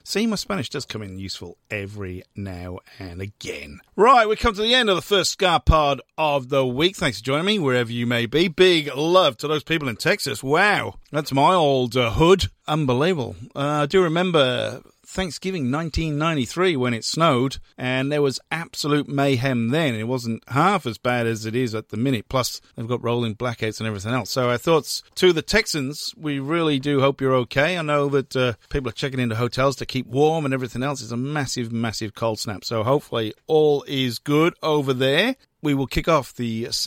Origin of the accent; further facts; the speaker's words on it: Wales, United Kingdom; now in Melbourne, Australia; I am from Wales